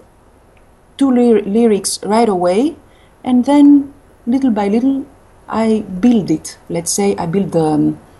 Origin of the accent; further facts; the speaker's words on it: France; first language Greek; English is a second language; also born or lived in Greece; now in Athens, Greece; Greek is my, I'm a native speaker. But also French is almost my mother tongue because I lived in France since I was a kid.